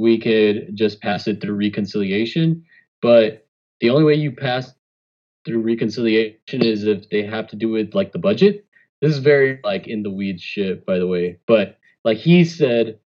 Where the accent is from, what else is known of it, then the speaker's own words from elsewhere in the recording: Rio Grande City, Texas, United States; my hometown, Rio Grande City